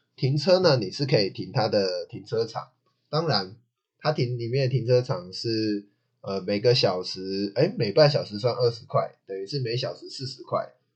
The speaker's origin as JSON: {"language": "Chinese", "region": "Taichung", "country": "Taiwan", "said": "因为我是台中人嘛"}